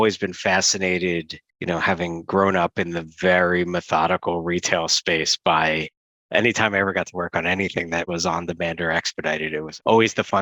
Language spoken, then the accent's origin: English; United States; as an American